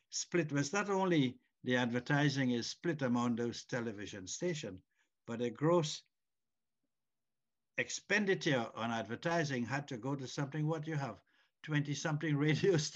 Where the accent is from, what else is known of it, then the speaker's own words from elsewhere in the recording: Trinidad & Tobago; now in Canada; as a Trinidadian, um, a Trinidadian stroke Canadian.